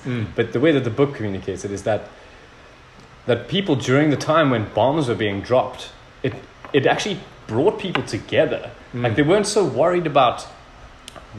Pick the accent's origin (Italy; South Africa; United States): South Africa; being a South African